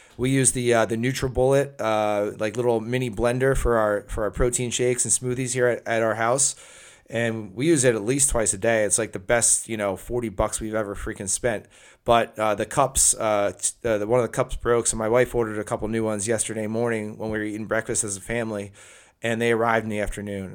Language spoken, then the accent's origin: English; New Jersey, United States; my home state of New Jersey